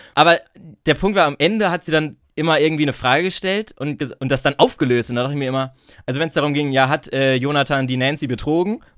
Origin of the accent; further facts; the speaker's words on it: Bielefeld, North Rhine-Westphalia, Germany; als Bielefelder